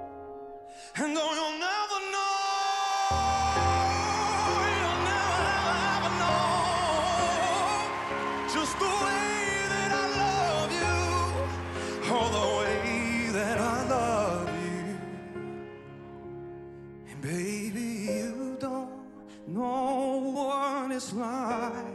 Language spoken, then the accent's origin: English; East Tennessee, United States; now in Orange County, United States; I'm originally from East Tennessee, but right now I live in Orange County.